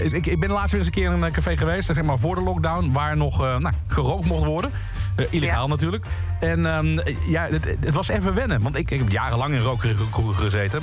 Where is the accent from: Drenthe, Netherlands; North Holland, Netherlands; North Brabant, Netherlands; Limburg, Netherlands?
Limburg, Netherlands; ik kom uit Limburg